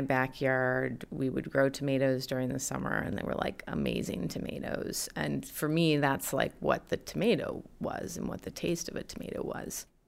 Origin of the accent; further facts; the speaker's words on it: Detroit, Michigan, United States; now in Cambridge, United States; I grew up outside of Detroit